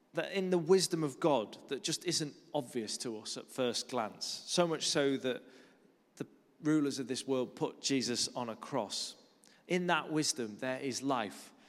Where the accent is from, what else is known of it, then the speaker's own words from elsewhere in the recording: Lake District, North West England, United Kingdom; moved away as an adult; also born or lived in Kuala Lumpur, Malaysia; now in London, United Kingdom; I grew up in the Lake District, which is a beautiful part of the world